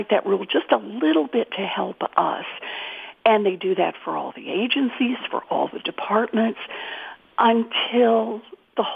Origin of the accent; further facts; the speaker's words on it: Oklahoma, United States; moved away; I was born and raised in Oklahoma